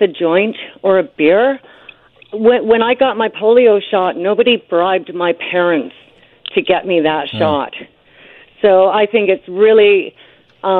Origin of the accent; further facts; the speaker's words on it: British Columbia, Canada; as British Columbians and Canadians